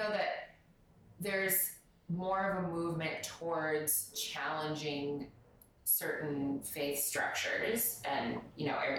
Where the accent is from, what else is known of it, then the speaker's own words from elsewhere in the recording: United States; moved away; where I grew up in the States